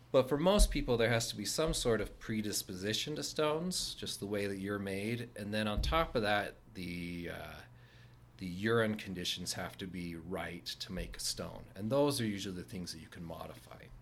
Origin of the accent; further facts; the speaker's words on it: Layton, Utah, United States; from this area, I grew up in Layton.